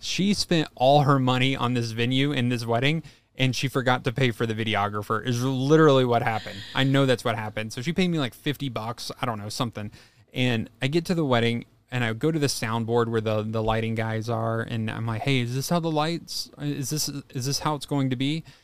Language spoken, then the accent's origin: English; Kentucky, United States; moved away; So, I grew up in Kentucky, and my high school was a very agricultural school